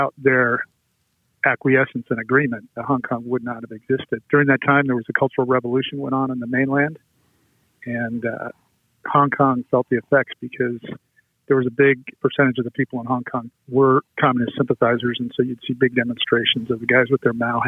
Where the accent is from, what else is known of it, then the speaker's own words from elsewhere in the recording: California, United States; also born or lived in San Francisco; Well, I was born in San Francisco, and then my dad worked for American President Lines, a steamship company. So he was transferred, you know, different places, but I was born in the city, and we stayed here for a few years before going to Southern California